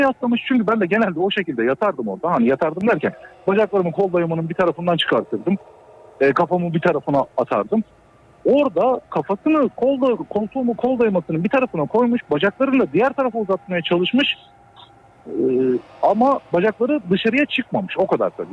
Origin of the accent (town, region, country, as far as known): Düzce, Turkey